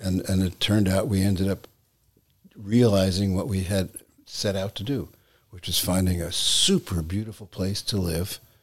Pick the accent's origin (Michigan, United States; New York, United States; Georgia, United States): New York, United States; New York City; when I was a boy, I grew up in New York City